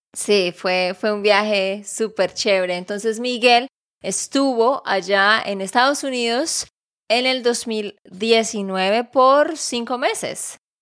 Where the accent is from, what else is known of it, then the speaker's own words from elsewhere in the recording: Santander, Colombia; de Santander, Colombia.